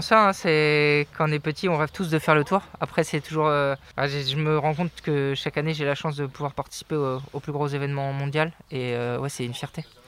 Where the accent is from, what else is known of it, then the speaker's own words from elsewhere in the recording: Brittany, France; moi, Breton